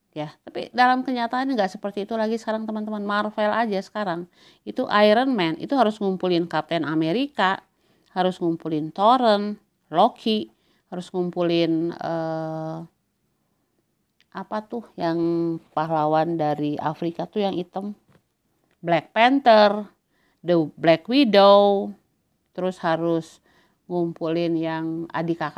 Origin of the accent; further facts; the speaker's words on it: Eastern Indonesia, Indonesia; saya dibesarkan banget bahwa kita yang berasal dari Indonesia Timur itu dianggap lebih rendah